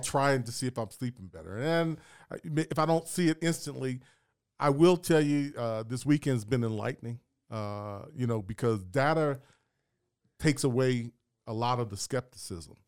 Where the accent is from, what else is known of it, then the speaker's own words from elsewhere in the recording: Columbus, Ohio, United States; I'm from Columbus, Ohio